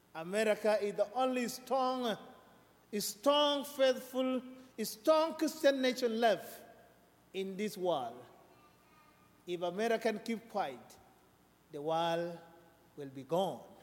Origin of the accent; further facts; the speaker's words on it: South Sudan; now in United States; I'm from South Sudan